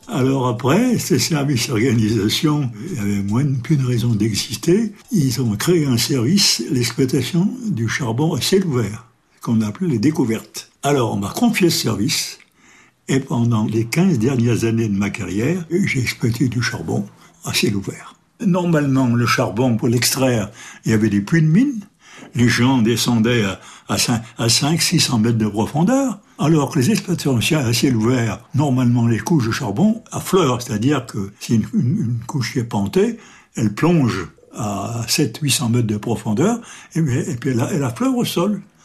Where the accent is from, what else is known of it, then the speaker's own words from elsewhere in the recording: France; Je suis né à la Télodière le 23 avril 1923.